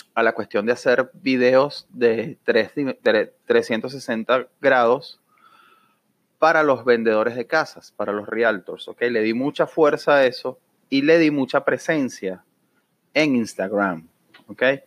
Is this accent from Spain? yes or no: no; Venezuela; now in Orlando, United States; como venezolano me duele